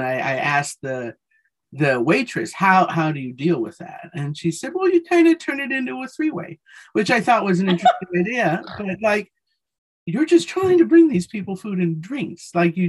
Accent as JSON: {"language": "English", "town": "Denver", "region": "Colorado", "country": "United States", "tie": "born or raised there", "said": "Denver, my hometown."}